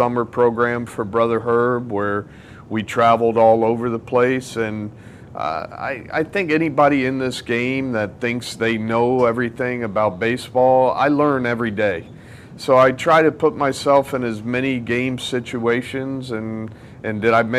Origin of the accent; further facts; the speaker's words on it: Miami, Florida, United States; I was born here in Miami